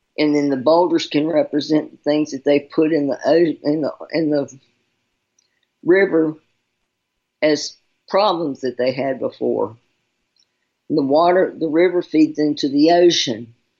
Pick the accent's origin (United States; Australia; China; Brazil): United States; Charlotte, North Carolina; I'm from North Carolina, Charlotte